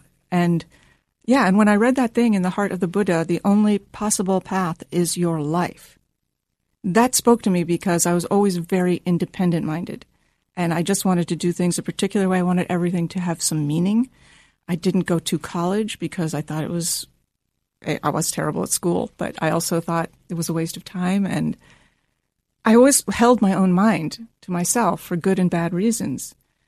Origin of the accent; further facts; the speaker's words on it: Washington, District of Columbia, United States; Washington, D.C.